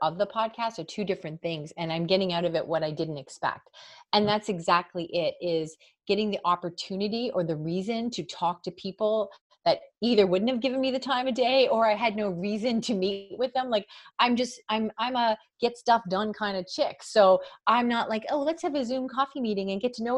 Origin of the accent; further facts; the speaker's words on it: Canada; I'm from Canada.